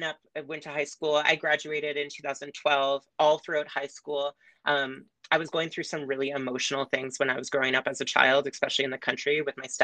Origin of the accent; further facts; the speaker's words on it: Manilla, Ontario, Canada; also born or lived in Uxbridge, Ontario / Lindsay, Ontario; I was born in Uxbridge, Ontario, which is near like Markham, Stouffville area. I grew up, though, in a small rural town called Manila